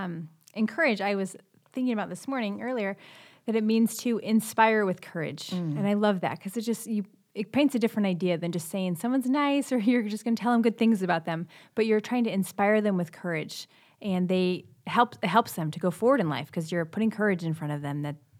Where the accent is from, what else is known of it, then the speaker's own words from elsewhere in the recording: Ohio, United States; moved away as an adult; we grew up in Ohio. Most of the time was spent growing up in Ohio. And then we moved back here when I was 19.